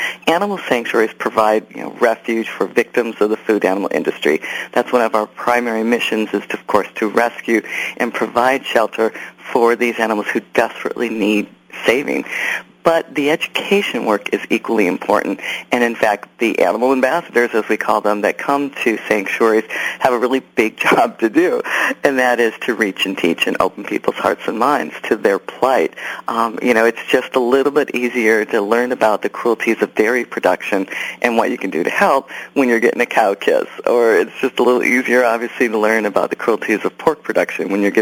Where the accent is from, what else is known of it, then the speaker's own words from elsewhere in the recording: Wisconsin, United States; I grew up in Wisconsin loving animals